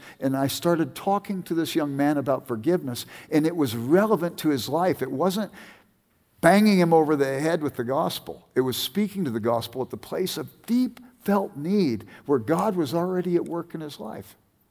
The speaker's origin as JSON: {"language": "English", "region": "California", "country": "United States", "tie": "born or raised there", "lives_now": "Bend, United States", "said": "No, I grew up in Southern California, but don't like to admit it around here."}